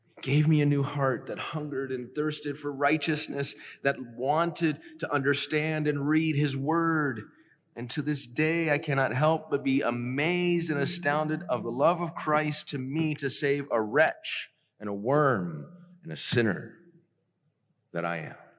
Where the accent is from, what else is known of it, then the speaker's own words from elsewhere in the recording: Decatur, Georgia, United States; I was born in Decatur, Georgia